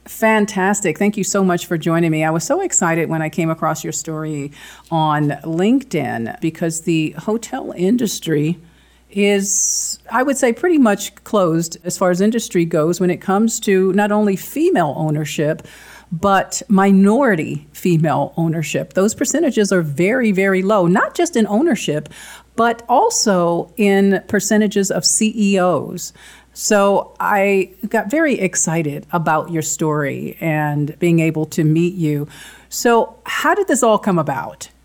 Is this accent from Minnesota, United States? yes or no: no; Washington, District of Columbia, United States; Washington, D.C., my hometown